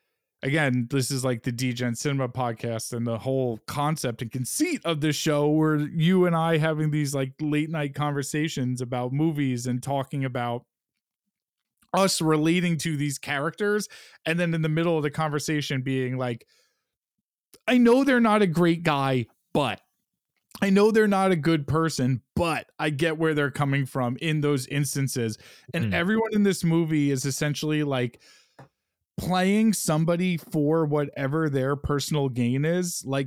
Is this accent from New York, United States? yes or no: yes; New York, United States; I might only like it because I'm a dirtbag from New York.